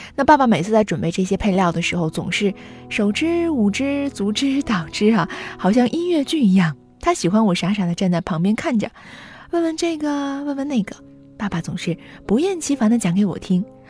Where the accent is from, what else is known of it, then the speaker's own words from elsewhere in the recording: Weifang, Shandong, China; 我的家乡潍坊